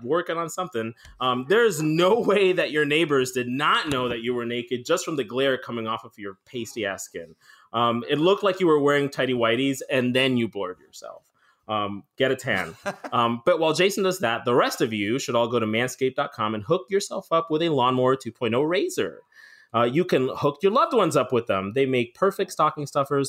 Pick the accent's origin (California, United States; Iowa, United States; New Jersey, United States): New Jersey, United States; I'm from New Jersey